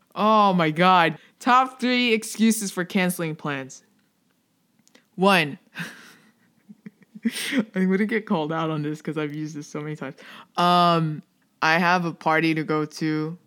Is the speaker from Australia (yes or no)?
no; Philippines; I'm Filipino